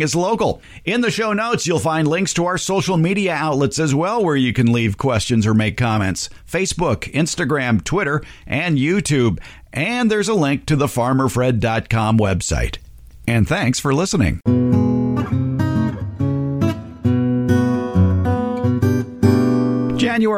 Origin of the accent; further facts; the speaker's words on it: California, United States; as a Californian